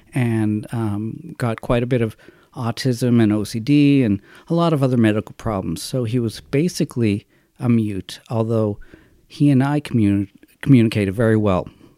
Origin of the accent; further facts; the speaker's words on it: Massachusetts, United States; I hated Massachusetts. I hated the whole angst of childhood and all of that.